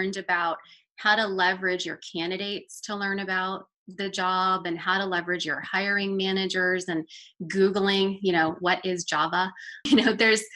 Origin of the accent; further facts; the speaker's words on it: Boca Raton, Florida, United States; moved away as an adult; now in Atlanta, United States; I'm originally from Boca Raton, Florida